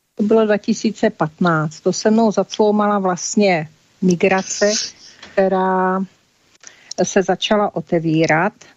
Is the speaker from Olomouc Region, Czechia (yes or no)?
yes; Olomouc, Olomouc Region, Czechia; narodila jsem si v Olomouci, tam jsem prožila většinu svého života.